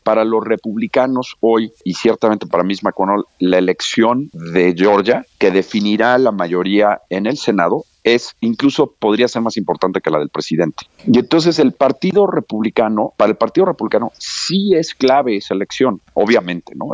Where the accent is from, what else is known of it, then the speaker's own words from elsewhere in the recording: Mexico; como mexicano